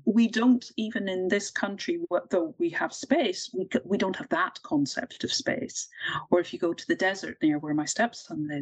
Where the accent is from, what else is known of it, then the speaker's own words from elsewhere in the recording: Ireland; also born or lived in Manchester / Bristol / Greater London; now in Wales, United Kingdom; I grew up in Ireland and then moved to Manchester and to Bristol, to Greater London, and now to Wales.